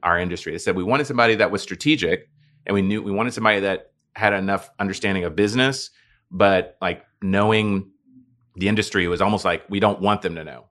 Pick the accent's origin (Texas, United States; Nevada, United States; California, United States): Texas, United States; Dallas; now in Houston, United States; I was born and raised in Dallas